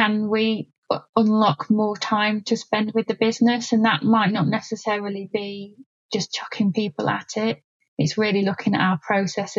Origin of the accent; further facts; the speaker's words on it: Yorkshire and the Humber, United Kingdom; I'm a Yorkshire girl